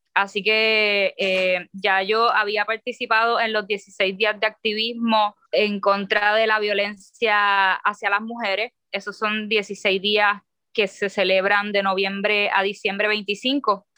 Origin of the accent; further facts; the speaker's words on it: Puerto Rico; soy una escritora boricua